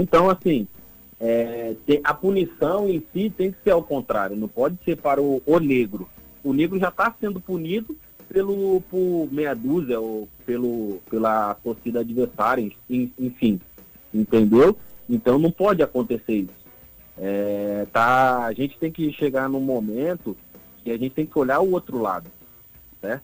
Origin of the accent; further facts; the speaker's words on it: Rio de Janeiro, Brazil; now in Natal, Brazil; eu, como sou da, da comunidade do Rio de Janeiro